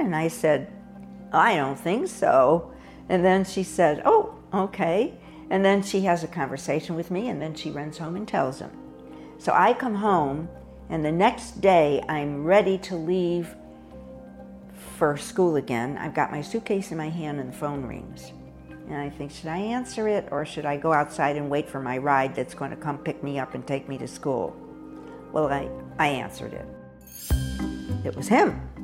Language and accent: English; Hartford, Connecticut, United States; born or raised there; moved away as an adult